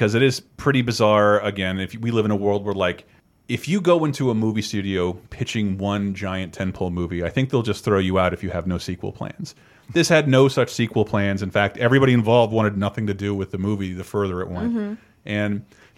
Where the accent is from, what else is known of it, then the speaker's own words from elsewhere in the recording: Florida, United States; growing up in Florida